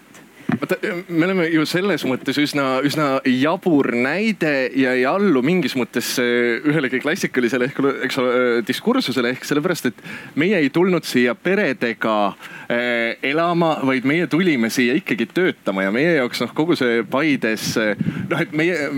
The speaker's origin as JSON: {"language": "Estonian", "town": "Orissaare", "region": "Saare County", "country": "Estonia", "moved": "yes", "said": "see koht, kus ma päriselt ise pärit olen, on Orissaare, mis on Saaremaa idaosas"}